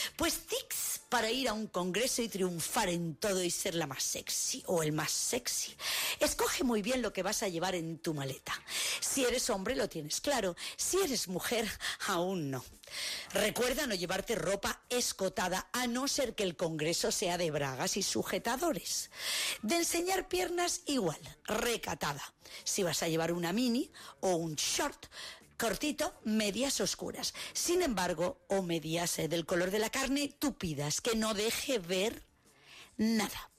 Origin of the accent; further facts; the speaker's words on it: Spain; yo soy española